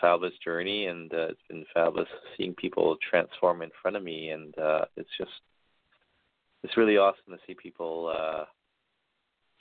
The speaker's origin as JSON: {"language": "English", "town": "Vancouver", "region": "British Columbia", "country": "Canada", "said": "I am from Vancouver, Canada, from the west coast of Canada."}